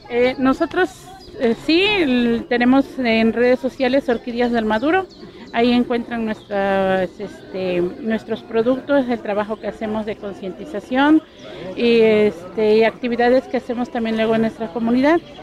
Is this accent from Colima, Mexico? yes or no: no; Tebanca, Veracruz, Mexico; vengo de la comunidad de Tebanca, del municipio de Catemaco